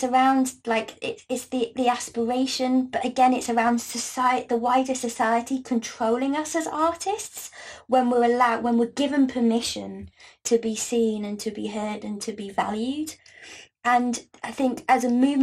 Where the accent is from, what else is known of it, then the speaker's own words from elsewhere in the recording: Gloucestershire, South West England, United Kingdom; I grew up in Gloucestershire